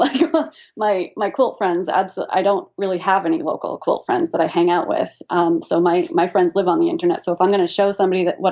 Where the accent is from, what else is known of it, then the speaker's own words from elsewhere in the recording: New England, United States; we're from New England